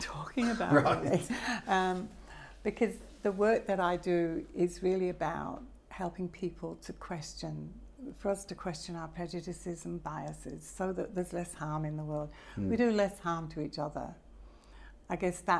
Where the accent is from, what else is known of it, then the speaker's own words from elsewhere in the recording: Manchester, North West England, United Kingdom; I was born in Manchester 3 years after the war